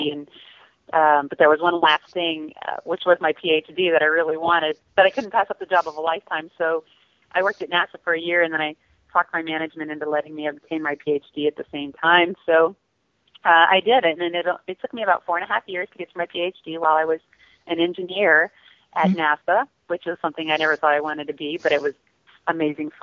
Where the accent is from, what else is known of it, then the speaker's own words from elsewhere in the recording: Louisiana, United States; I grew up in Louisiana.